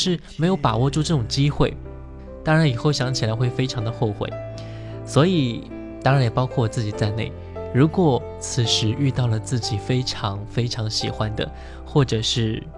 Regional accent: Inner Mongolia, China; now in Tianjin, China; 我是内蒙古人，在天津上大学，他也是天津的。

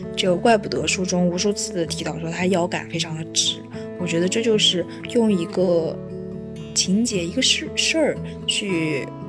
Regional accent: northern China, China; 我作为一个北方人

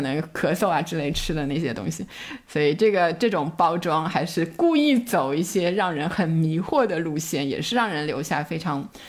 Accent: Shanghai, China; 我小时候在上海

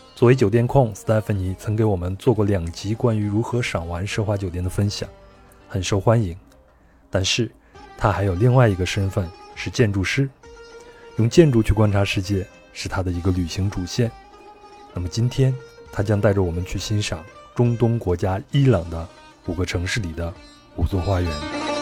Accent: China; 那我们作为中国人最熟悉的这个丝绸之路呢？

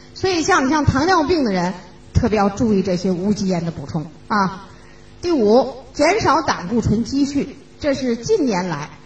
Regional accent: China; 我们中国人

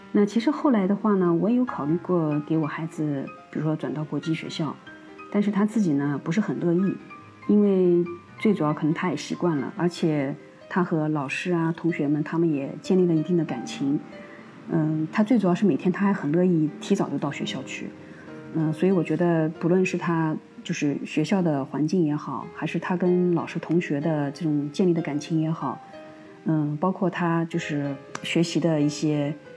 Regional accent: China; now in Spain; 和我们中国人这种含蓄式的表达是完全不同的

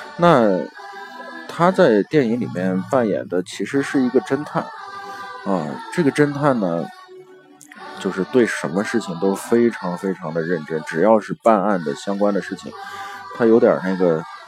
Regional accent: China; 我们中国的父母

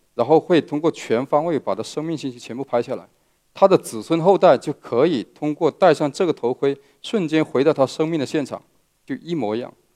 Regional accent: Meizhou, Guangdong, China; 我来自广东的梅州，呃，是一个客家人

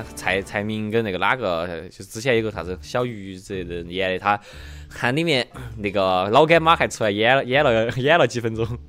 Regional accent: Chengdu, Sichuan, China; 我们成都人

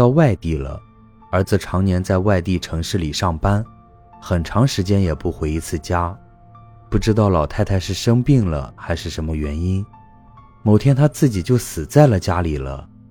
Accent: North China Plain, China; 事情是这样的，我的老家在华北平原的某个农村。我们村子还算是比较大的

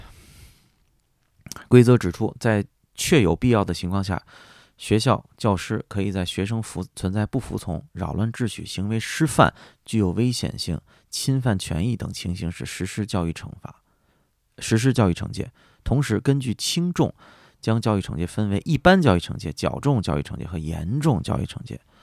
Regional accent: China; 我作为一个中国人

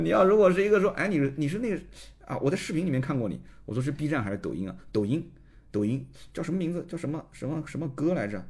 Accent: Nanjing, Jiangsu, China; also born or lived in Shanghai; 我出生其实拿的就是上海户口。那我后来从上海把户口迁回南京

